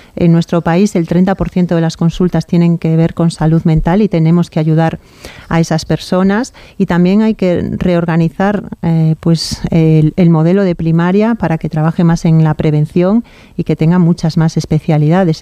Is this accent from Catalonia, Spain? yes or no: no; Galicia, Spain